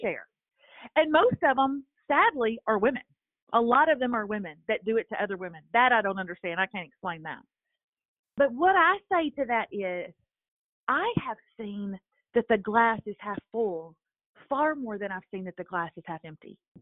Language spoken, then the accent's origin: English; Lufkin, Texas, United States; moved away as an adult; also born or lived in Nashville; I moved back to my hometown, my small hometown of Lufkin, Texas